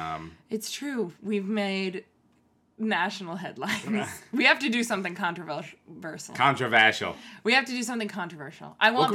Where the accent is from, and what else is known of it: the Bay Area, California, United States; born or raised there